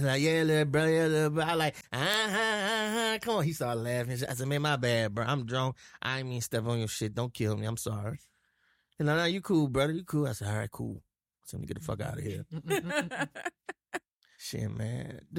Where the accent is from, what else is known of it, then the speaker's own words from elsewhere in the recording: New Orleans, Louisiana, United States; she was like, where are you from? I said, New Orleans. She's like, you don't have a Louisiana accent, a Southern accent.